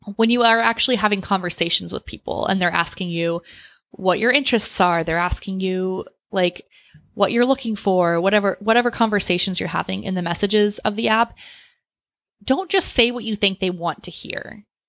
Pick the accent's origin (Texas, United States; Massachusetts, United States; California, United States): Texas, United States; Austin; I grew up in Austin